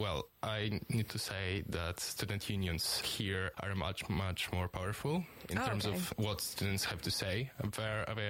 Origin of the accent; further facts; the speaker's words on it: Warsaw, Masovian Voivodeship, Poland; now in Aberdeen, United Kingdom; I'm Polish. Yes. I'm from Warsaw.